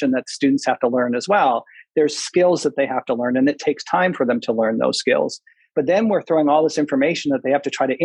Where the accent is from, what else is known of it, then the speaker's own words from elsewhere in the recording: Manitoba, Canada; moved away; also born or lived in Waterloo, Ontario; I'm Canadian. I grew up in Canada. I was raised in Manitoba